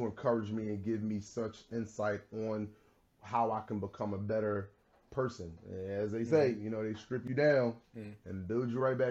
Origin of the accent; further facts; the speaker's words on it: Philadelphia, Pennsylvania, United States; I was a kid who grew up in a neighborhood in pretty much the North Philadelphia section. I grew up in Logan